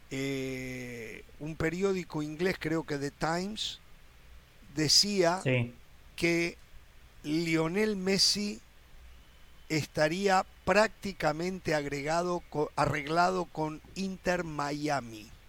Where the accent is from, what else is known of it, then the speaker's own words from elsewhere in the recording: Torrelavega, Cantabria, Spain; Yo soy de, Sa de Torlavega, Cantabria.